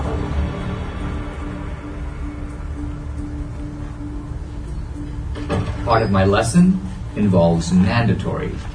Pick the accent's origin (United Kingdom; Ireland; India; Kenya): India; moved away as an adult; now in United States; my home country of India